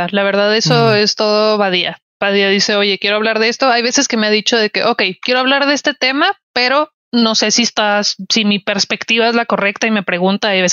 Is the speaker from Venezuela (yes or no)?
no; northern Mexico, Mexico; porque soy mujer, porque soy norteña, porque estoy siendo amable